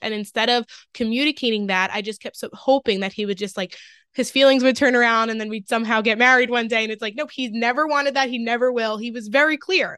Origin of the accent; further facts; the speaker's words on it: Long Island, New York, United States; now in Westchester, United States; I grew up on Long Island, but I just moved to, like, Lower Westchester